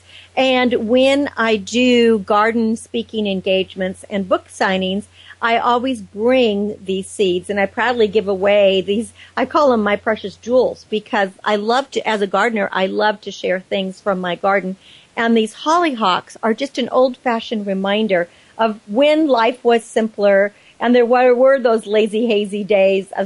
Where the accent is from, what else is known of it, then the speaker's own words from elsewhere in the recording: Napa Valley, California, United States; as a child growing up in Napa Valley